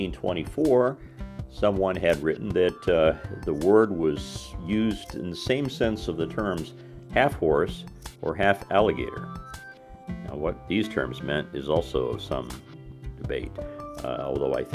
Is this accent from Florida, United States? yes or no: no; Southern Indiana, United States; my hometown had a bus assembly plant for many, many years.